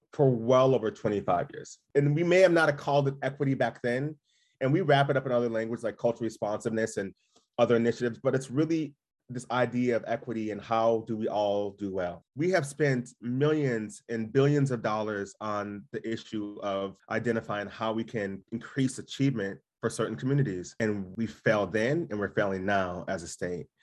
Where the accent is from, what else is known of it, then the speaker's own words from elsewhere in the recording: Duluth, Minnesota, United States; My history in my childhood growing up in Duluth, I had a good childhood, but I would have rather not grew up in Duluth